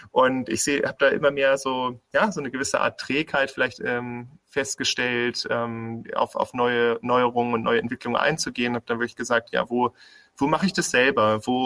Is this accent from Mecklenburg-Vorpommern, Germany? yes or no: no; Bremen, Germany; also born or lived in Berlin; now in Heilbronn, Germany; Ich komme aus dem Norden, ich komme eigentlich aus, aus Bremen und ähm, ich hatte dann lange auch in Berlin gelebt